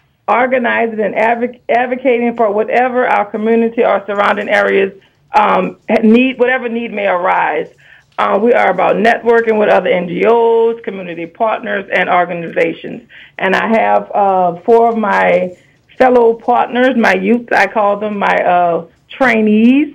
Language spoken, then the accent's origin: English; East Bank of Plaquemines Parish, Louisiana, United States; We're a close-knit, family-oriented, quiet, traditional, cultural, rural area